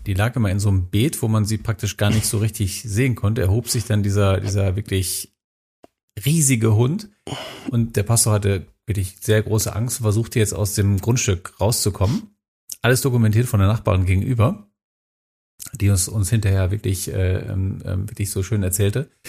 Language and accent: German; Minden, North Rhine-Westphalia, Germany; in meiner Heimatstadt Minden